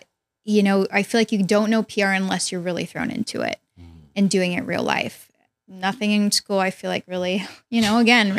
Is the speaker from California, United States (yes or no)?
yes; Bay Area, California, United States; I'm from the Bay Area.